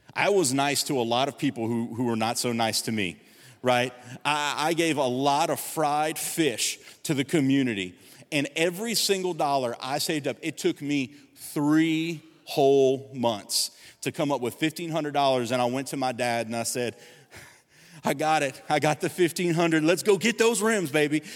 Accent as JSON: {"language": "English", "town": "Gonzales", "region": "Louisiana", "country": "United States", "tie": "born or raised there", "said": "I was seventeen years old, I'm from Gonzales"}